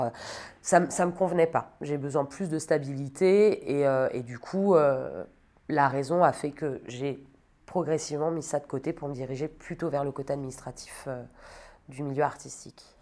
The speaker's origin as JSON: {"language": "French", "area": "Sologne", "region": "Centre-Val de Loire", "country": "France", "tie": "born or raised there", "also_born_or_lived": "Metz", "moved": "as an adult", "lives_now": "Paris, France", "said": "je viens de Sologne, j'ai grandi dans une euh, grande maison au milieu de la forêt avec mes parents et ma sœur"}